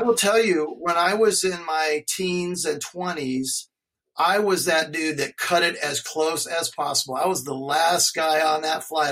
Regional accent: Alaska, United States; I grew up skiing in Alaska

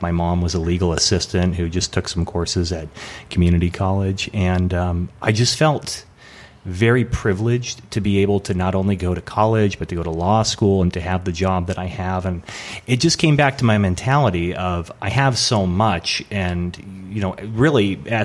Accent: Portland, Oregon, United States; moved away as an adult; also born or lived in San Diego, California; now in Los Angeles, United States; I was born in San Diego, and then when my folks, when I was about 5 years old, they were splitting up. So we moved back to Portland, Oregon, where my mom's family was from. And so I grew up there

